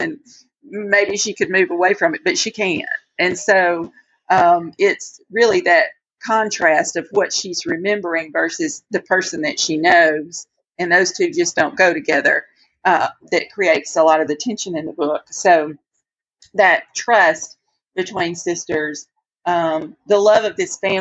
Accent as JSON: {"language": "English", "country": "United States", "tie": "born or raised there", "moved": "yes", "said": "I'm originally from a little bitty tiny cotton growing community."}